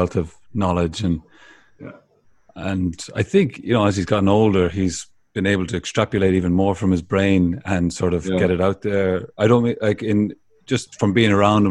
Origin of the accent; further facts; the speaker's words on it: Ireland; growing up in Ireland